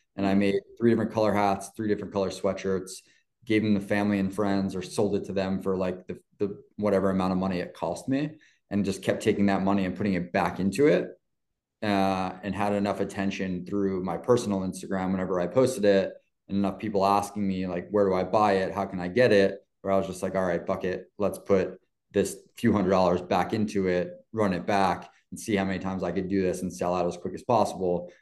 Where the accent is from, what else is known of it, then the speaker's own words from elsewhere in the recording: New York City, New York, United States; growing up in New York and playing in uh, just outside the city and in the city a lot